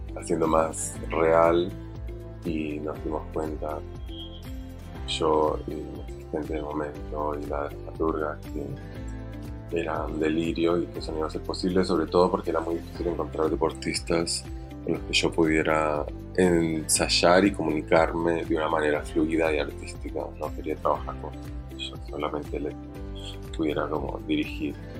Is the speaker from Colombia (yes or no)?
yes; Bogotá, Colombia; now in Argentina; no soy argentino, nací en Bogotá, Colombia y vivo en Argentina hace 22 años.